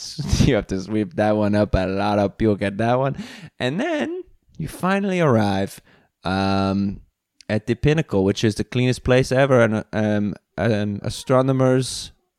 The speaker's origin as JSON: {"language": "English", "town": "Reykjavik", "region": "Capital Region", "country": "Iceland", "said": "And I am from Iceland."}